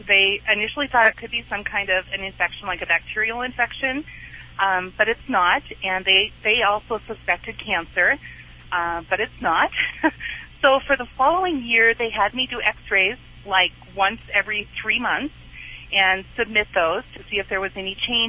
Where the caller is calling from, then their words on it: Montana, United States; From Montana.